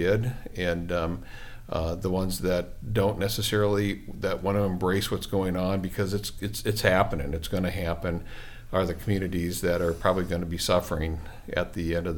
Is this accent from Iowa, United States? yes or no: yes; Iowa, United States; now in Waterford, United States; I grew up in small town America, so, you know, Waterford to me is a big community from where I grew up in Iowa